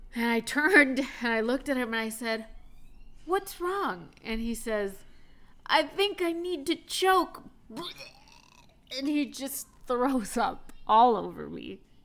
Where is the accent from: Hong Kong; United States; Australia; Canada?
United States; Texas; now in Maine, United States; I am from Texas